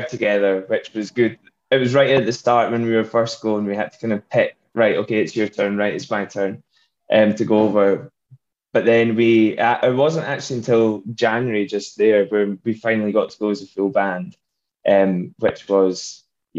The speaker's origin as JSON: {"language": "English", "region": "Scotland", "country": "United Kingdom", "said": "we can go be the only Scottish band probably in Nashville"}